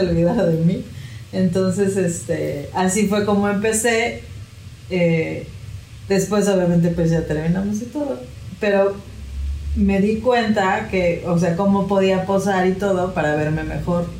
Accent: Mexico; also born or lived in Puebla / Cancún; Yo soy de aquí, de México

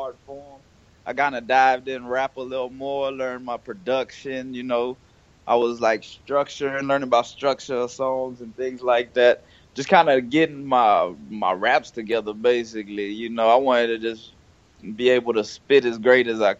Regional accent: Houston, Texas, United States; I'm from Houston, Texas

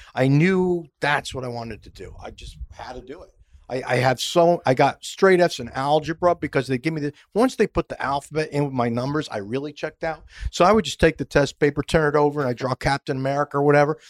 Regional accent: Schenectady, New York, United States; moved away as an adult; my hometown, the way it was pronounced, Schenectady

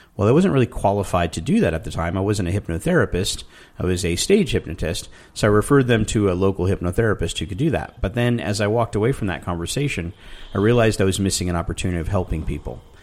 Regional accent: Tucson, Arizona, United States; I grew up in Tucson, Arizona

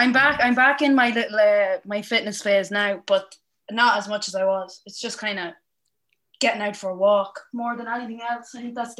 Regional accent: Casatara, County Cavan, Ireland; I'm from Casatara in Cavan, and the village. I used to play football for Ballyhays

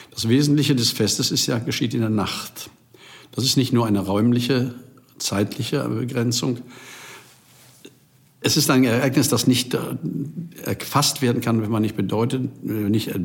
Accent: Rhineland, Germany; now in Berlin, Germany; Ich bin gebürtiger Rheinländer und von der Mentalität bin ich bis heute. Ich sage immer, das ist meine Heimat, auch wenn ich jetzt hier in Berlin zu Hause bin.

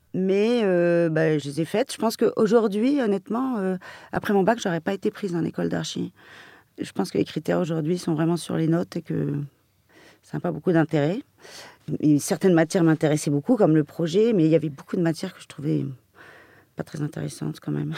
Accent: Paris, Île-de-France, France; je suis parisienne depuis toujours. Euh, ma jeunesse était celle d'une parisienne

